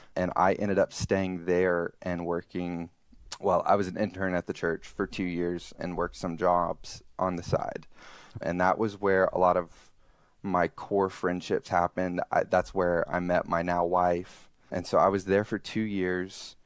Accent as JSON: {"language": "English", "region": "Alabama", "country": "United States", "moved": "yes", "lives_now": "Columbus, United States", "said": "I'm originally from Alabama, now currently live in Columbus, Ohio."}